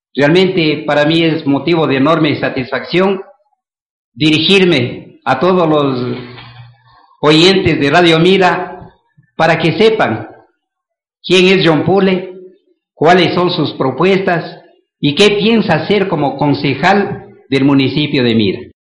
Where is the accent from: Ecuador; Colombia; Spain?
Ecuador; Mira, Carchi; moved away; also born or lived in Quito; soy mireño, porque vengo de un hogar humilde